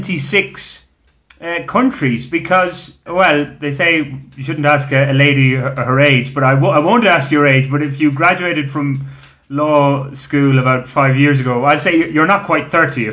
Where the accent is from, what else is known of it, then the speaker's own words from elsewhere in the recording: Ireland; now in Colombia; as an Irishman